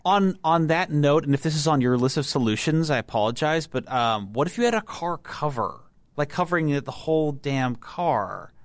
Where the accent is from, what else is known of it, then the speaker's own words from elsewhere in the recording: Texas, United States; I grew up in Texas